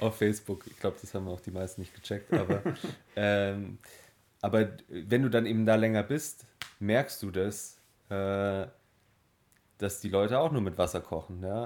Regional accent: Germany; bei uns in Deutschland

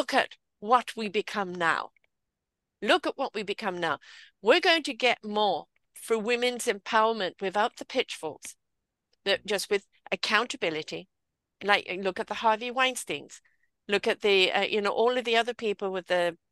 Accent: United Kingdom; I'm British. I have a different culture.

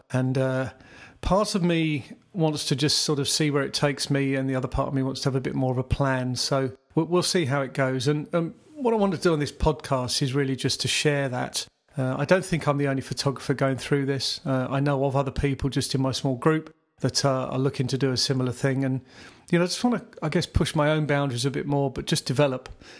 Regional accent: South East England, United Kingdom; now in Croydon, United Kingdom; I was born in Surrey, southeast England. I currently live in Croydon. Actually been in the area for most of my life, mid-50s.

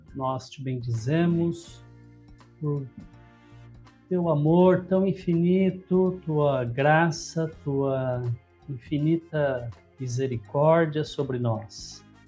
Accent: Lins, São Paulo, Brazil; also born or lived in Promissão; Nasci numa cidadezinha aqui ao lado de Lins, chama Promissão, mas vim para Lins com um ano de idade. Então, eu praticamente me considero linense.

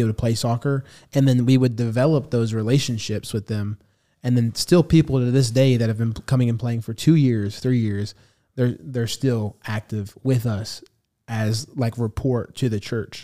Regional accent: United States; I'm half, half Salvadorian, half Arab, so I'm completely half of another, um, ethnicity other than Hispanic. And so I grew up in an American church

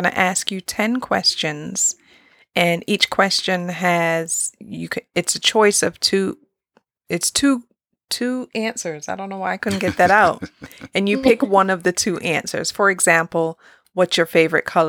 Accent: Gloucester, South West England, United Kingdom; I was born in England, so I was born in Gloucester

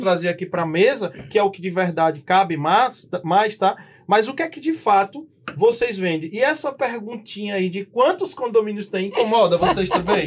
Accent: Northeast Region, Brazil; moved away as an adult; now in São Paulo, Brazil; E nós que somos nordestinos, né? de sangue, de nascimento

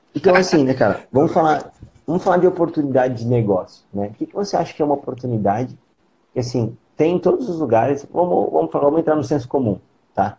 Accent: São Paulo, Brazil; now in Santa Catarina, Brazil; quando eu era moleque, eu morava em São Paulo, os meus pais faziam feira

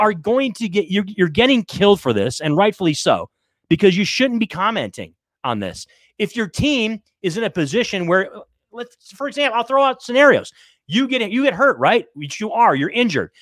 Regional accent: Michigan, United States; I grew up in Michigan

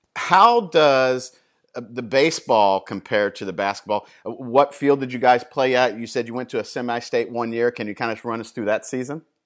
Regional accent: Indianapolis, Indiana, United States; moved away; I was born and raised in Indianapolis for 25 years

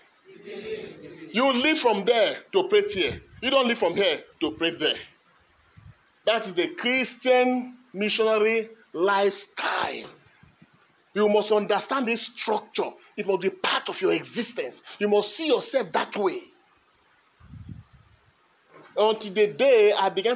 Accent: Kogi, Nigeria; I was born in Kogi State

